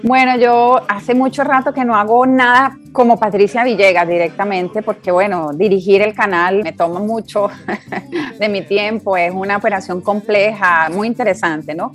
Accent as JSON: {"language": "Spanish", "town": "Cali", "region": "Valle del Cauca", "country": "Colombia", "moved": "yes", "lives_now": "Caracas, Venezuela", "said": "como colombiana"}